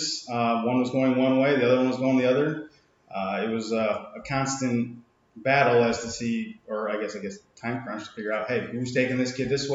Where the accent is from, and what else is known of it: Centerville, United States; born or raised there